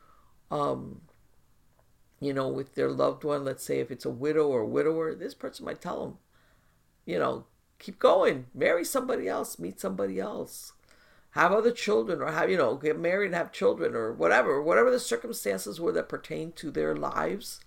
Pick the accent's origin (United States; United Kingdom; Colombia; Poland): United States; as an American